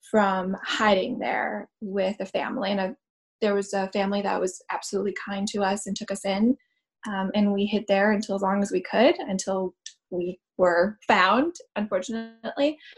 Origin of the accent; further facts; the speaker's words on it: Boston, Massachusetts, United States; also born or lived in Sarajevo, Bosnia and Herzegovina / Croatia / Czech Republic; I was born in Sarajevo, Bosnia, and I currently live right outside of Boston right now. So, I was born in 89